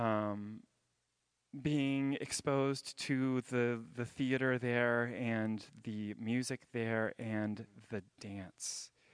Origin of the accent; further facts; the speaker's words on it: Jacksonville, Florida, United States; moved away as an adult; also born or lived in Boston; I grew up in Jacksonville, Florida